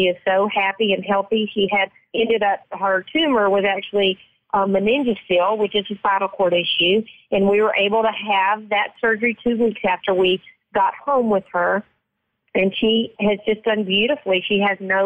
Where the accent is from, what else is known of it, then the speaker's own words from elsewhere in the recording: Mississippi, United States; I'm from Mississippi